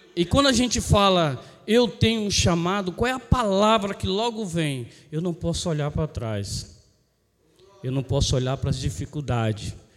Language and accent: Portuguese; Cubatão, São Paulo, Brazil; now in Peruíbe, Brazil; eu também nasci em Cubatão. Tá? E fui para Peruíbe